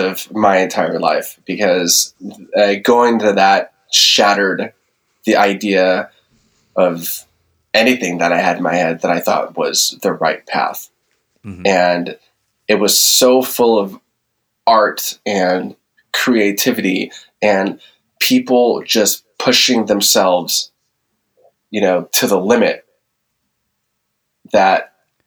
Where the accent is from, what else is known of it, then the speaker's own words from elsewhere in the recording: San Francisco, California, United States; now in Nevada, United States; I grew up in the Bay Area, San Francisco.